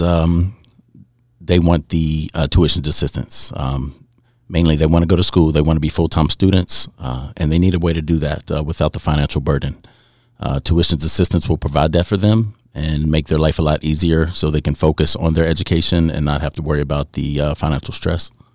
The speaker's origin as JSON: {"language": "English", "region": "southern West Virginia", "country": "United States", "tie": "born or raised there", "said": "recruiting in the southern part of West Virginia in my hometown"}